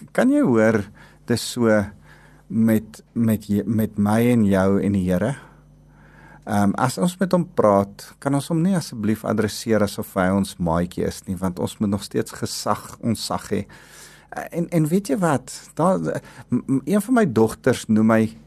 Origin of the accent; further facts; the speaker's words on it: South Africa; ons agtergrond van waar ons as Afrikaners vandaan kom.